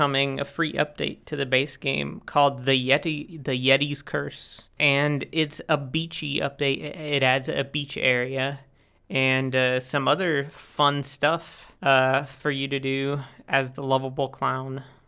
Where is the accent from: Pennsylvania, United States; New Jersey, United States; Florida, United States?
Florida, United States; Central; now in Germany; Well, I'm a game developer, now from Germany, but I'm originally from Florida, Central Florida